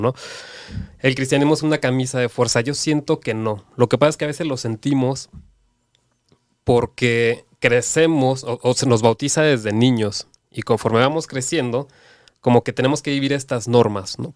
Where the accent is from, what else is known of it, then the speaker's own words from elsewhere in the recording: Cancún, Quintana Roo, Mexico; soy de Cancún